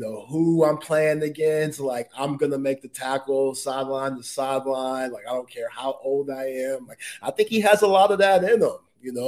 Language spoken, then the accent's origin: English; Dallas, Texas, United States; I'm coming from Dallas, Oak Cliff.